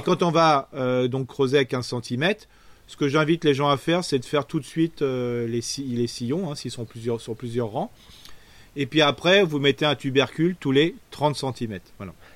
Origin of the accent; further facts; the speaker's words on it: Alsace, Grand Est, France; chez nous en Alsace